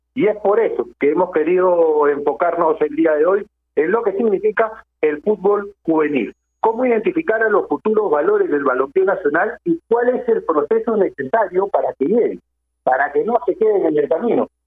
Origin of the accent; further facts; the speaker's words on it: Peru; nosotros como peruanos